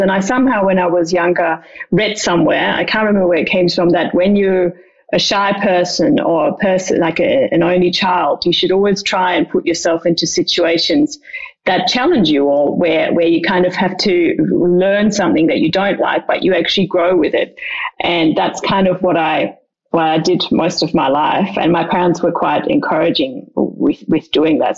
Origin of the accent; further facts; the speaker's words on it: Dreieich, Hesse, Germany; I grew up in just outside Frankfurt in a smallish town about 15 minutes outside called Dreieich.